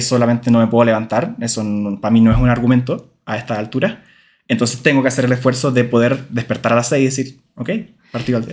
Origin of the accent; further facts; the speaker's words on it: Valparaíso, Chile; en Valparaíso, mi ciudad natal